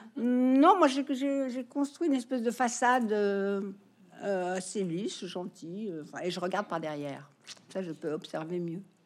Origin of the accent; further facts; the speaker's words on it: France; moved away as an adult; also born or lived in United States; c'est en vivant aux États-Unis que je me suis rendu compte que j'étais française. quand j'ai quitté la France